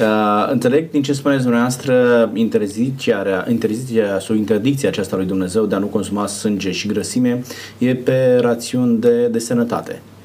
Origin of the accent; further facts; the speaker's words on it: Romania; noi, ca și români, consumăm porc